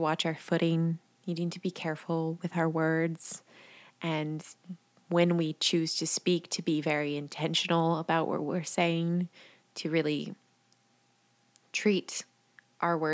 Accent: the Bay Area, California, United States; moved away; I grew up in the Bay Area.

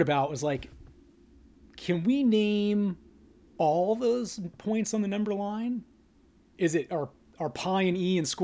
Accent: Northern California, United States; moved away as an adult; also born or lived in Los Angeles; now in San Diego, United States; I grew up in Northern California

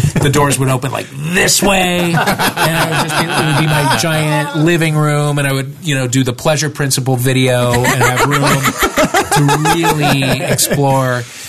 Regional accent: St. Louis, Missouri, United States; I'm from St. Louis.

